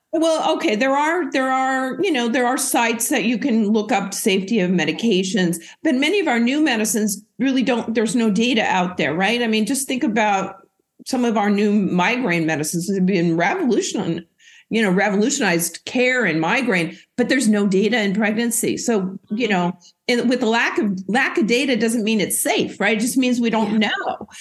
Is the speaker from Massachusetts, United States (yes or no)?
no; Oregon, United States; moved away as an adult; now in Boston, United States; I grew up and went to medical school in Oregon. That's where I'm from